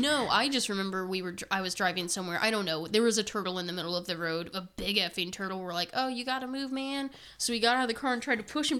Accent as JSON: {"language": "English", "region": "Indiana", "country": "United States", "said": "we're from Indiana"}